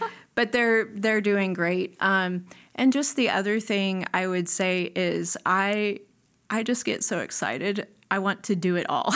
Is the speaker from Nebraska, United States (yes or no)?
yes; Nebraska, United States; moved away; I grew up in Nebraska.